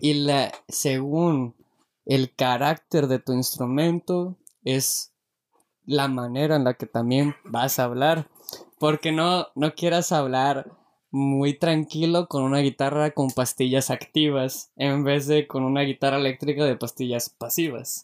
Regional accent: Mexico; Como buen mexicano

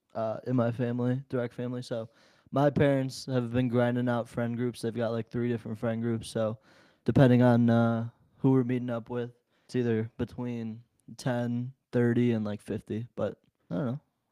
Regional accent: India; born there; moved away; For those of you who don't know, I am foreign. I was born in India.

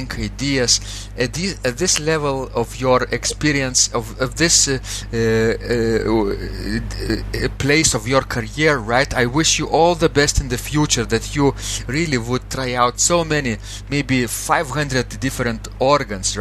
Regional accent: Klaipėda, Klaipėda County, Lithuania; now in Vilnius, Lithuania; my hometown, Klaipeda

